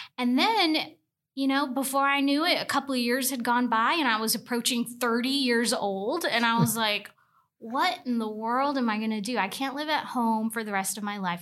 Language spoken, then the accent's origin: English; Tuscaloosa, Alabama, United States; I was from Tuscaloosa, and I didn't wanna go to the school in the backyard